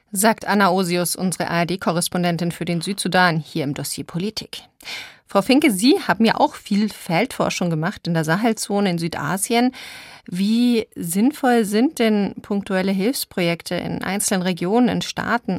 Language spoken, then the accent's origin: German; Germany; bei uns in Deutschland